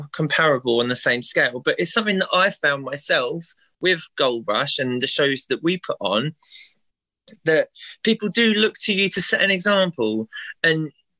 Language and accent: English; London, United Kingdom; someone like me growing up in North London